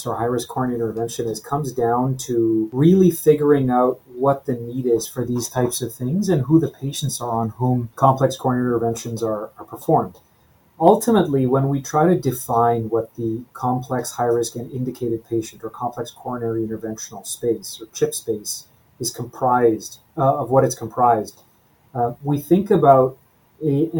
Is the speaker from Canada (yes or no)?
yes; Edmonton, Alberta, Canada; moved away as an adult; also born or lived in Toronto, Canada / Calgary, Canada / Halifax, Canada / New York, United States; I grew up in Edmonton, Alberta